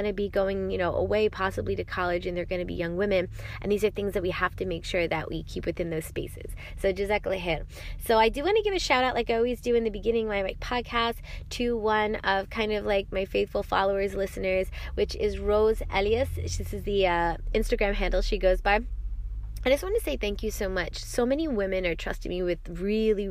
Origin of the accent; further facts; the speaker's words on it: New York, United States; I'm from New York